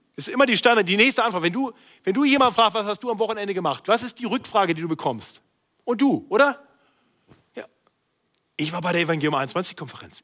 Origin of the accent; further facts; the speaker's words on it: Braunschweig, Lower Saxony, Germany; moved away; Also ich komme aus Braunschweig